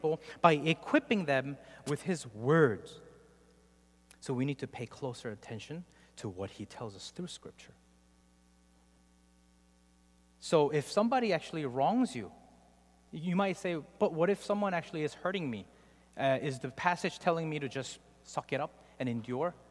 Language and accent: English; South Korea; moved away; I grew up in Korea